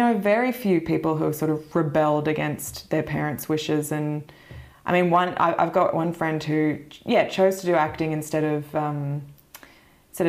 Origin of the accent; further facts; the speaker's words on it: Mornington Peninsula, near Melbourne, Victoria, Australia; accent: Australian; I grew up on the Mornington Peninsula, which is about an hour south of Melbourne